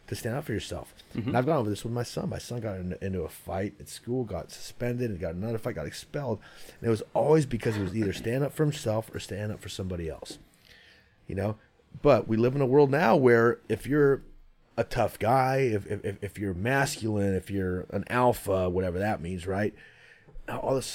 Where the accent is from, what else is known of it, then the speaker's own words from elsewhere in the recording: Santa Rosa, California, United States; also born or lived in San Mateo, California; I grew up in Santa Rosa, California, in Sonoma County, but we lived in San Mateo for 1 year